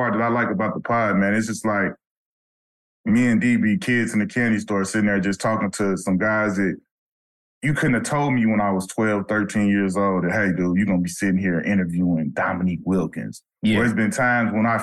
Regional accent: Chicago, Illinois, United States; I'm from Chicago.

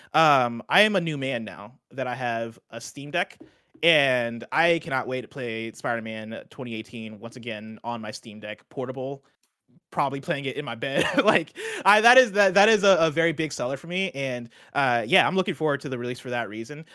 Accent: Champaign, Illinois, United States; moved away; I grew up in Champaign, Illinois

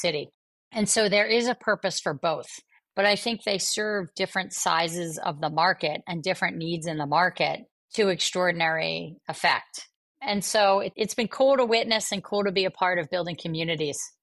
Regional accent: Atlantic City, New Jersey, United States; growing up in Atlantic City, New Jersey

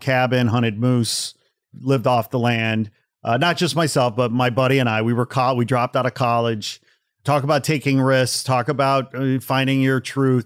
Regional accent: Portage, Indiana, United States; moved away; also born or lived in Gary, Indiana / northern Manitoba / Los Angeles; I grew up in a small blue-collar steel town called Portage, Indiana

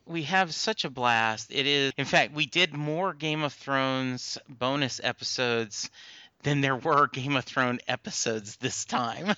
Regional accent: Louisiana, United States; moved away; also born or lived in Dallas area; growing up in Louisiana, we never saw big, major bands

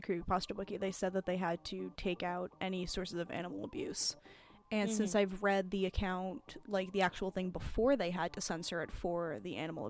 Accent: Orange County, New York, United States; we grew up in Orange County, New York.

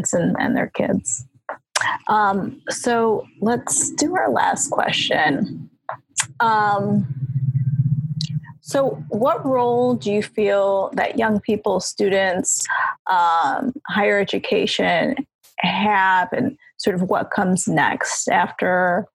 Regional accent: Chicago, Illinois, United States; moved away as an adult; also born or lived in San Bernardino, California; I'm born and raised in Chicago, so I moved back here a couple of years ago.

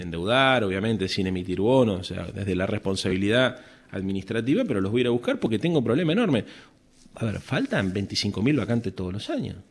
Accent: Buenos Aires, Argentina; nosotros somos la capital de la República

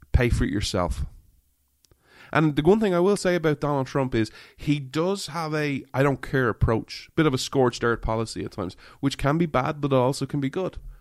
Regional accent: Ireland; I'm an Irishman

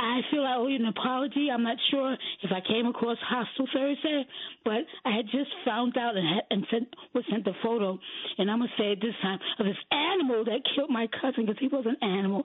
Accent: New York City, New York, United States; I grew up in Bed-Stuy

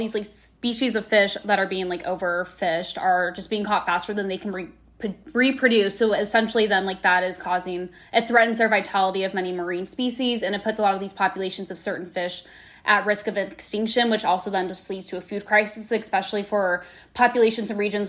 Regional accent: Midwest, United States; now in New York, United States; growing up in the Midwest

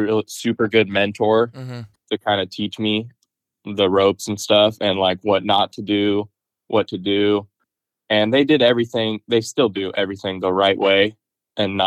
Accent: Hilmar, near Turlock, California, United States; I grew up in Houston, which is just outside of Turlock, like a small little farm town

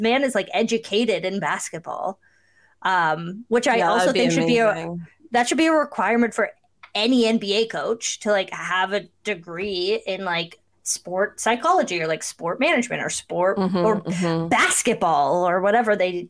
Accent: Cambridge, Ontario, Canada; I'm from Cambridge, but I pretend that I'm from Kitchener because no one wants to be from Cambridge.

